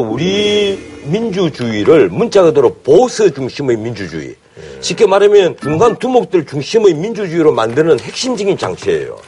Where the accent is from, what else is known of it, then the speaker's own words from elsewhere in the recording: Ulsan, South Korea; moved away; also born or lived in Busan; 나는 울산 출신이지만 부산사 학교를 다녔고